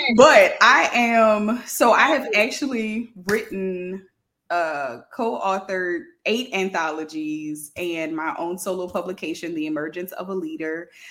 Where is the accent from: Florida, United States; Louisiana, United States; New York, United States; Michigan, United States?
Louisiana, United States; New Orleans; now in Baton Rouge, United States; I am from New Orleans, Louisiana, y'all, but I live in Baton Rouge right now